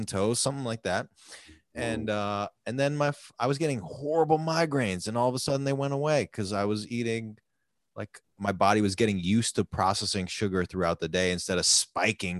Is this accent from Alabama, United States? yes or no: no; Seattle, Washington, United States; I grew up in Seattle